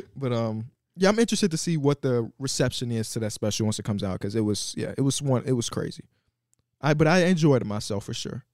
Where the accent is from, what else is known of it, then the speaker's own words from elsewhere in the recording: Chicago, Illinois, United States; North Avenue, Austin, which is where I am from